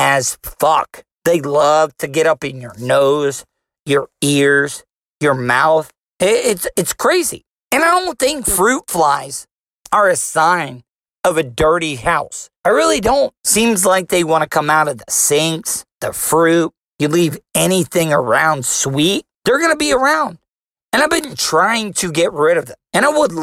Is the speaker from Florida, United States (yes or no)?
yes; DeLeon Springs, Florida, United States; I'm a Florida cracker. I was raised in DeLeon Springs, Florida. I've been in the state of Florida my whole entire life